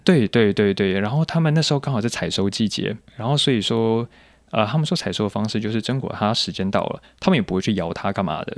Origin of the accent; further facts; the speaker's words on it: Taiwan; 我是一个来自台湾的甜点师